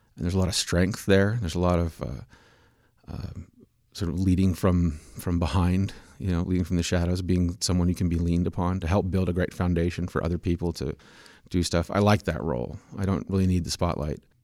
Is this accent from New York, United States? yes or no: no; Manhattan, Kansas, United States; I grew up in Manhattan, Kansas